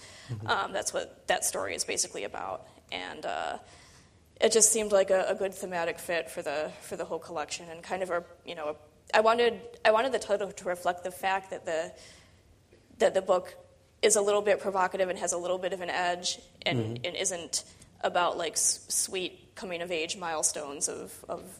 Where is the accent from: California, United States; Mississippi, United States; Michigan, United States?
Michigan, United States; I was living in I grew up in Michigan